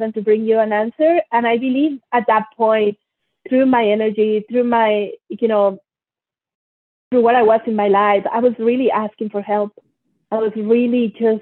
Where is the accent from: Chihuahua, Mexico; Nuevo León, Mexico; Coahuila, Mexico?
Nuevo León, Mexico; Monterrey; also born or lived in Mexico City; I was born in Mexico City and I was raised in Monterrey, Mexico